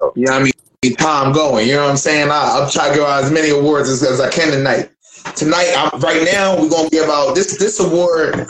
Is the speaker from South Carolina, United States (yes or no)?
no; Philadelphia, Pennsylvania, United States; moved away; I'm from Philly, and we grew up off the battle rap